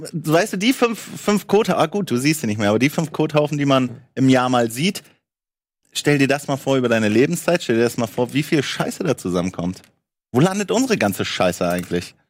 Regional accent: Hamburg, Germany; bei uns in Hamburg

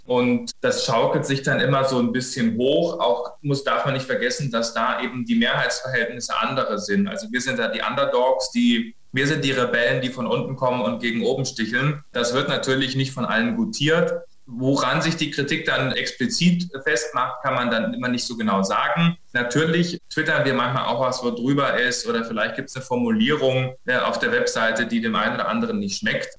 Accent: Bavaria, Germany; now in Berlin, Germany; Also ich komme ja ursprünglich aus Bayern

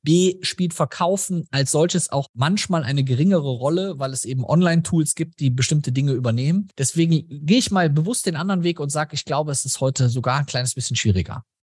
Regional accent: Germany; bei uns in Deutschland

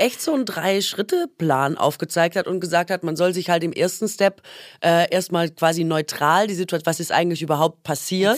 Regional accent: Swabia, Baden-Württemberg, Germany; Ich komme aus dem Schwabenland

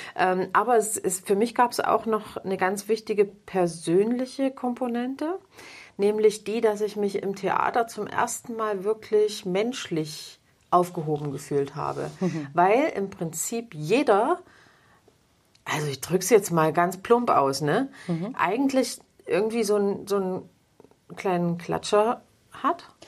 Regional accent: Plauen, Saxony, Germany; war damals noch in, in Plauen, wo ich geboren bin

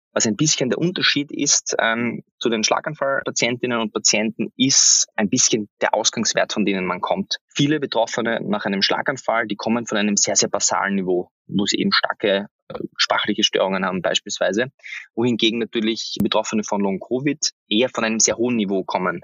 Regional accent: Austria; für mich als, als Österreicher

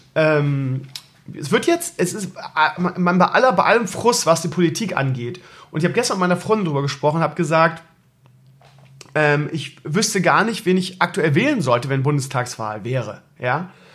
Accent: Bremen, Germany; so als Bremer ist man Werder-Fan und wählt SPD

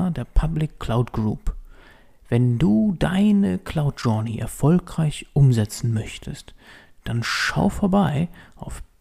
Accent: Fürth, Bavaria, Germany; dementsprechend komme aus der Ecke ähm, in Nürnberg dort. Ich komme genauer gesagt aus Fürth

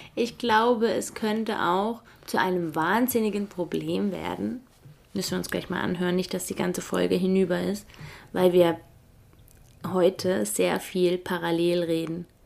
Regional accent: Germany; moved away as an adult; also born or lived in Switzerland; now in Feldkirch, Austria

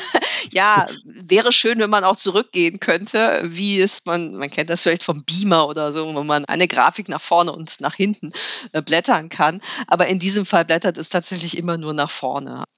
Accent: Ritterhude, Lower Saxony, Germany; also born or lived in Göttingen / Bremen; Ins Bremer Umfeld, könnte man sagen. Genauer in, nach Ritterhude. Das war also Niedersachsen. Aber ich bin in Bremen zur Schule gegangen

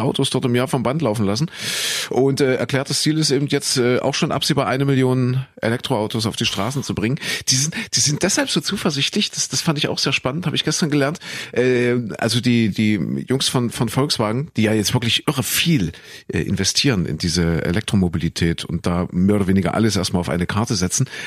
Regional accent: Leipzig, Saxony, Germany; also born or lived in Köthen; ich geboren in Kuhköthen, aufgewachsen, äh, beziehungsweise dann äh, groß geworden in Sachsen, in Leipzig

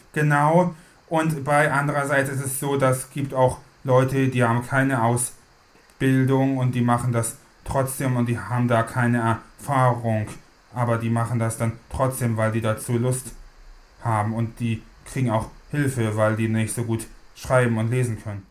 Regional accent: Hamburg, Germany; Ich komme aus Hamburg.

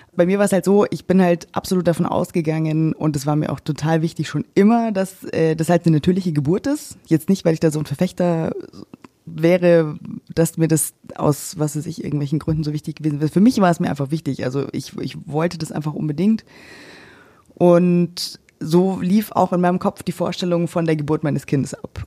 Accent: Germany; also born or lived in Cyprus; dann kam ich zurück nach Deutschland. Wir sind jetzt seit gut anderthalb Jahren, knapp zwei Jahren wieder da. Und ähm, ja, ich bin jetzt erstmal in meine Heimatstadt zurückgezogen

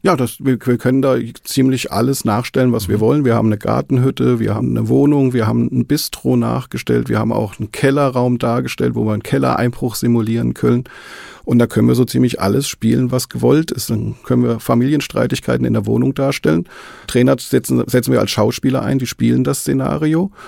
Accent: Marburg, Hesse, Germany; moved away as an adult; Ich bin gebürtig aus Marburg, habe dann lange Zeit oben in Marburg gelebt. Und irgendwann hat es mich dann familiär nach Südhessen verschlagen

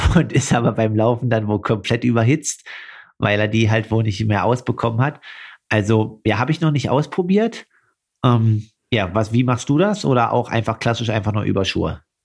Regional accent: Altmark, Saxony-Anhalt, Germany; in meiner Heimat Altmark

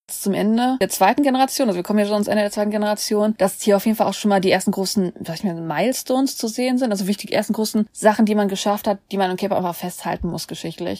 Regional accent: Germany; wir sind jetzt aber Deutsche.

